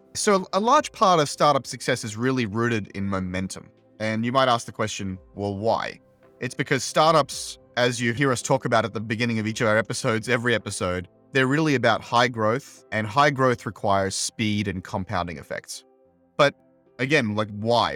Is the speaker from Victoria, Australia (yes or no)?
no; Brisbane, Queensland, Australia; moved away as an adult; also born or lived in Silicon Valley; Brisbane, which is my hometown